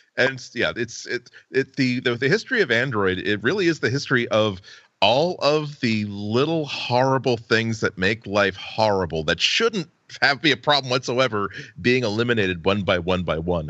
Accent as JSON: {"language": "English", "country": "United States", "said": "as an American who's had many vacations on Cape Cod"}